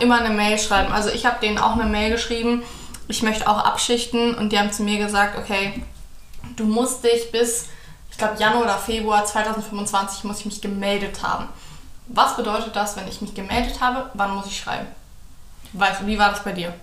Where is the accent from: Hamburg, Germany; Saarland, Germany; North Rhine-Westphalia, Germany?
Hamburg, Germany; also born or lived in Bonn; now in Cologne, Germany; ich komme auch aus der Nähe von Hamburg